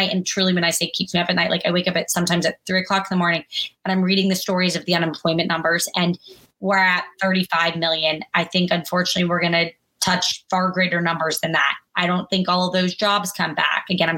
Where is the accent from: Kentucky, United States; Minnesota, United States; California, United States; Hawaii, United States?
Kentucky, United States; born there; I was born in Kentucky. My dad was in the Army, like really a normal person.